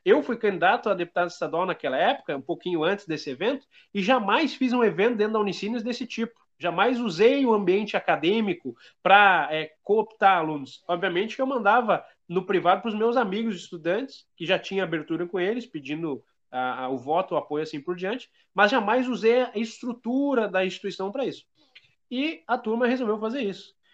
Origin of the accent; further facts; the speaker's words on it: Feliz, Rio Grande do Sul, Brazil; eu sou do Rio Grande do Sul, sou da região do Vale do Caí, É, da cidade de Feliz